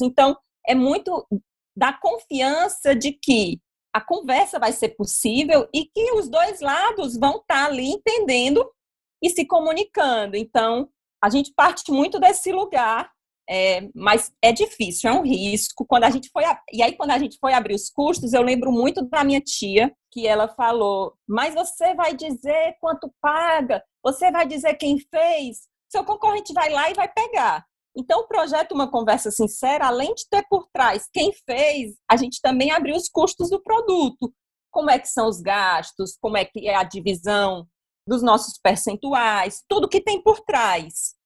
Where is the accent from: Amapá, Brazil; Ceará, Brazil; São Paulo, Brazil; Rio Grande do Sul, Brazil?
Ceará, Brazil; Fortaleza; eu sou de Fortaleza